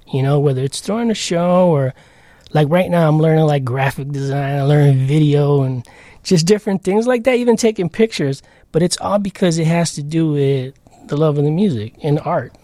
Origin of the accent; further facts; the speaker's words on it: Chicago, Illinois, United States; also born or lived in Logan Square, Chicago; as a kid, I grew up on Pilsen, a little village.